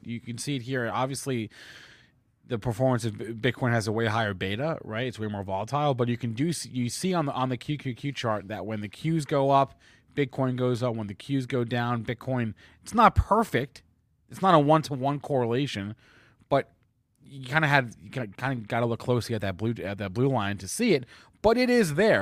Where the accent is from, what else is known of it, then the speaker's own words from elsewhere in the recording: New Jersey, United States; New Jersey, my home state